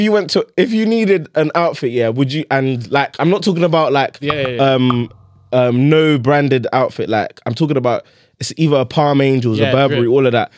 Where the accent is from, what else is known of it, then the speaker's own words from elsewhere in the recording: Abuja, Federal Capital Territory, Nigeria; also born or lived in Kent; now in United Kingdom; me growing up in Abuja